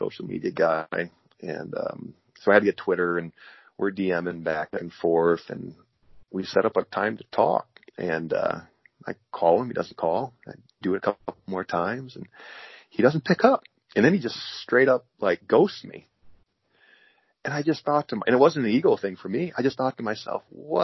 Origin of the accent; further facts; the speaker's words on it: Kesley, Iowa, United States; I'm from a town of 80 people. I grew up in Kesley, Iowa.